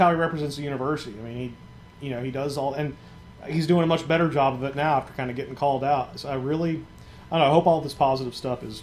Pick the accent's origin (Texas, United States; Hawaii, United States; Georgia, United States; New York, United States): Georgia, United States; Atlanta; moved away; I'm from Atlanta originally